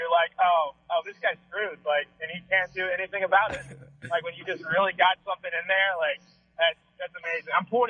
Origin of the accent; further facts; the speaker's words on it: Cincinnati, Ohio, United States; I'm from Cincinnati, downtown area.